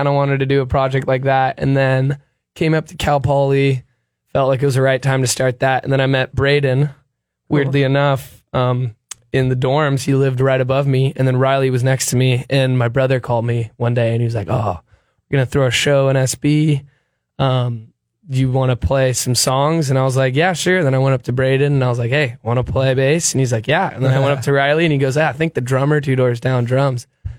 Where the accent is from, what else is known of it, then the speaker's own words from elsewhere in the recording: Sweden; born there; I was born in Sweden and all my family's over there.